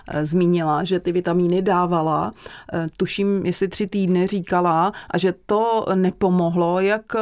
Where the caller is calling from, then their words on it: South Bohemian Region, Czechia; Eh, jsem z Jižních Čech a mám dotaz eh, tradiční na slepičky.